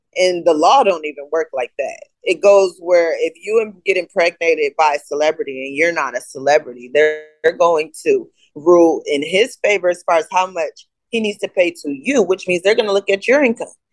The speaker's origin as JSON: {"language": "English", "region": "East Coast", "country": "United States", "tie": "born or raised there", "also_born_or_lived": "Connecticut / New York", "said": "I'm from the East Coast. I was born between Connecticut and New York."}